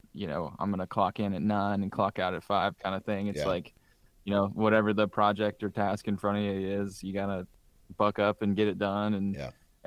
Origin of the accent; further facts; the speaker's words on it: Southern Indiana, United States; growing up in Southern Indiana